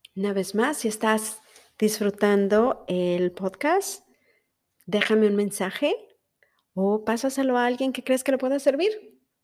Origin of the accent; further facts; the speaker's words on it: Mexico; first language Spanish; now in United States; Soy mexicana y como tal hablo español.